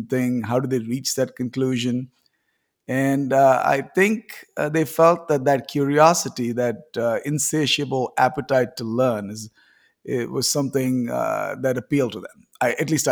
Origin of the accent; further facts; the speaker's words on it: India; I grew up in India.